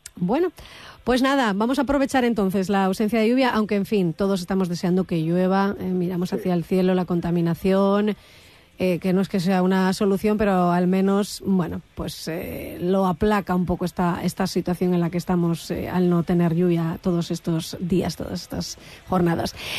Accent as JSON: {"language": "Spanish", "region": "Asturias", "country": "Spain", "said": "somos conscientes los asturianos"}